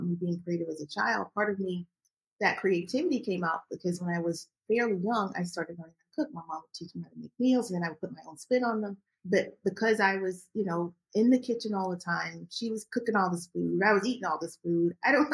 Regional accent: Augusta, Georgia, United States; I grew up in Georgia, Augusta, Georgia

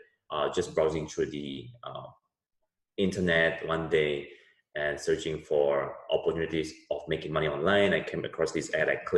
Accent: Singapore; also born or lived in United States; now in Jakarta, Indonesia; I grew up in Singapore

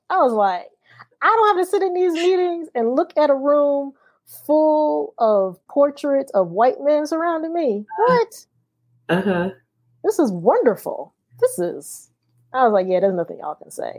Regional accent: Akron, Ohio, United States; I'm from the Midwest. I'm from Akron, Ohio.

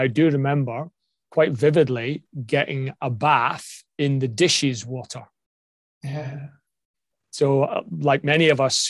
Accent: United Kingdom; as a Brit, if you grew up in the 60s and the 70s

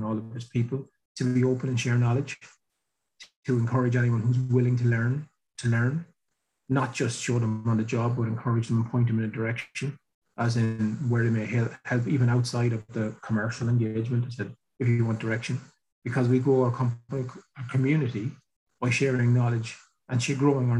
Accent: Ireland; I grew up here in Ireland in the 80s, where there was no work, like nothing

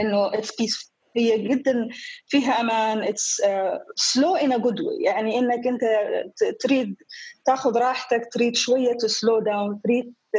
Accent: Dhofar, Oman; also born or lived in Portsmouth, United Kingdom; أنا ابنة عمان

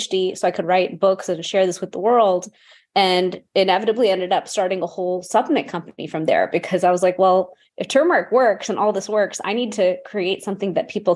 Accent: Houston, Texas, United States; I'm actually from Houston, Texas, but I grew up in a traditional immigrant family, and we'd go home to India every year or every other year

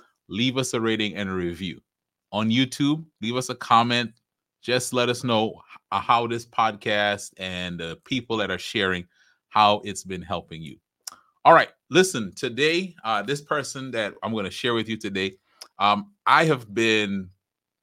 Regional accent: Trinidad & Tobago; I'm from Trinidad. But as we talked about in the intro, I have roots in Barbados

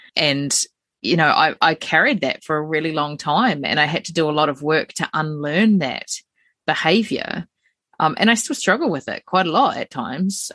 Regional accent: New Zealand; as a New Zealander, we're very colonial

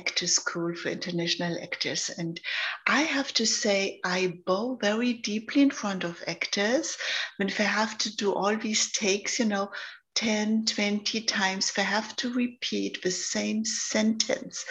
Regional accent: Germany; accent: German; also born or lived in London, United Kingdom; now in Los Angeles, United States; I'm born in Germany. So maybe you hear my accent. I'm German.

